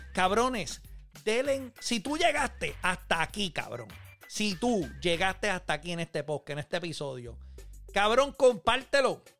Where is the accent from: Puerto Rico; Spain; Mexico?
Puerto Rico; Manatí; moved away; Yo soy de Manatí